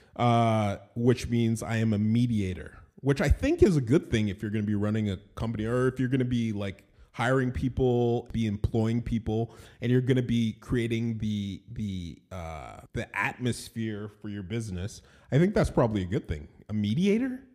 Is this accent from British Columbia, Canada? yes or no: no; Toronto, Ontario, Canada; I was born in Toronto, Ontario, Canada. I'm Canadian